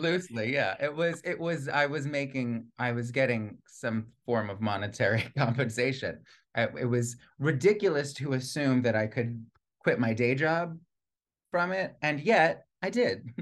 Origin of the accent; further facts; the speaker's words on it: Plantation, Florida, United States; also born or lived in Long Island, New York; I spent the bulk of my childhood in, in, in plantation Florida